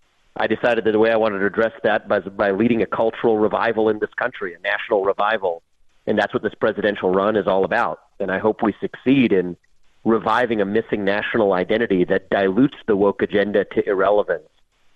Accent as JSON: {"language": "English", "town": "Cincinnati", "region": "Ohio", "country": "United States", "tie": "born or raised there", "said": "Yeah, so I was born and raised in Cincinnati, Ohio, as a kid of immigrants who came from India."}